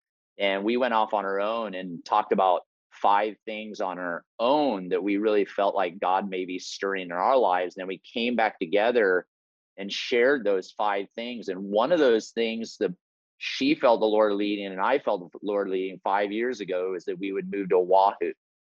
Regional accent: Papua New Guinea; born there; I was born in Papua New Guinea. We'll talk a little bit about that. My parents were Wycliffe Bible translators there.

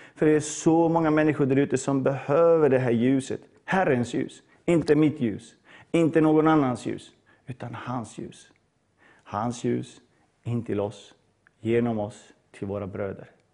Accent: Bosnia & Herzegovina; now in Sweden; jag är född i Bosnien på 80-talet.

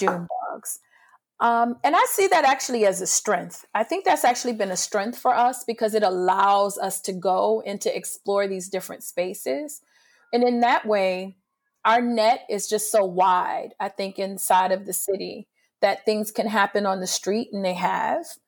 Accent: New Orleans, Louisiana, United States; also born or lived in Picayune, Mississippi; I grew up in New Orleans, but I was born in, um, Picayune, Mississippi.

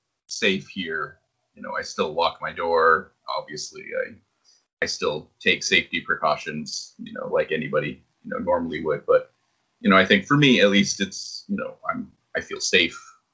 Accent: New Hampshire, United States; moved away as an adult; also born or lived in Boston; now in Japan; I was born and raised in New Hampshire. I spent about 5 years living in Boston. And then after that, I moved to Japan back in 2012.

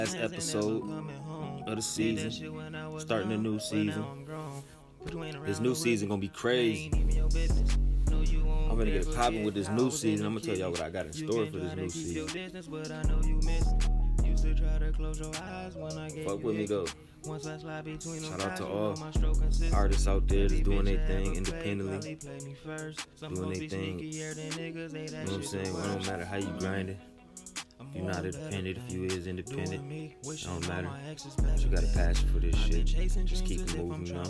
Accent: Michigan, United States; I'm from Michigan

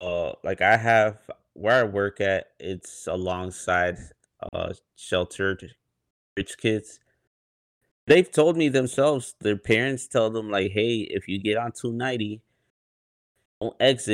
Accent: West Chicago suburbs, Illinois, United States; I still claim like, oh, I'm from the West Chicago suburbs.

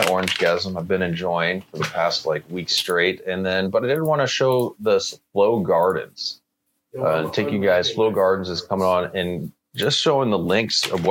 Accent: Canada; as a Canadian

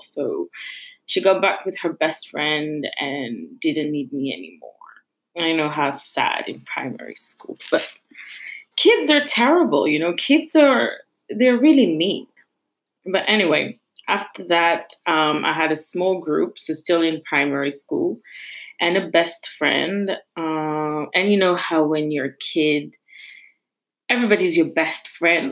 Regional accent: Paris, Île-de-France, France; I'm from Paris, but I live in the suburb and a very, very small suburb.

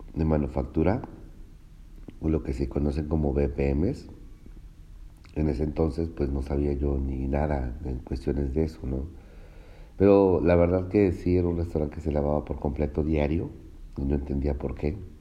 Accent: Cuitláhuac, Veracruz, Mexico; soy originario de Veracruz, este, de un municipio que se llama Cuitláhuac, Veracruz.

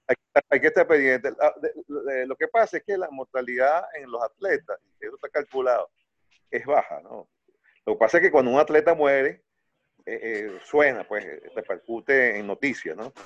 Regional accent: Venezuela; soy venezolano

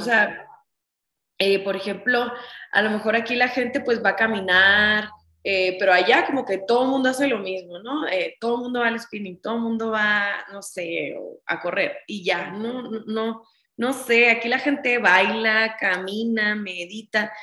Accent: Ciudad Obregón, Sonora, Mexico; moved away as an adult; now in Mexico City, Mexico; yo estudié la carrera de donde yo soy, yo soy de Ciudad Obregón, Sonora

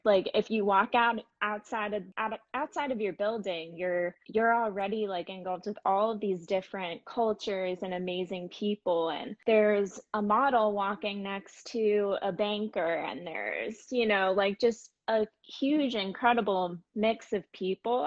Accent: Boca Raton, Florida, United States; moved away as an adult; I grew up mainly in Boca Raton, Florida.

